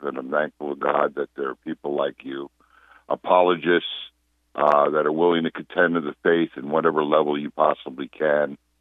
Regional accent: Old Westbury, New York, United States; now in West Palm Beach, United States; Westbury, no, old Westbury, Long Island, New York. I was bar mitzvah there

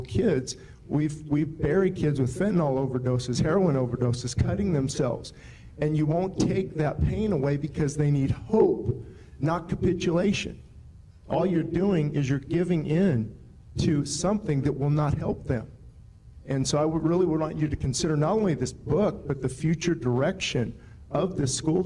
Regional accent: Lancaster, California, United States; I was born in Lancaster, lived here all my life

